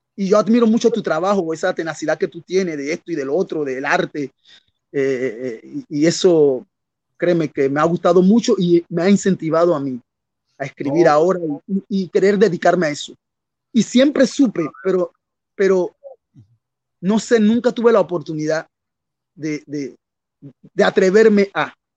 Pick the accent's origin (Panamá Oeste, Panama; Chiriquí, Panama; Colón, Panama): Colón, Panama; also born or lived in Rio de Janeiro, Brazil; soy panameño de la costa atlántica, la ciudad de Colón, la costa atlántica de Panamá, parte del Caribe panameño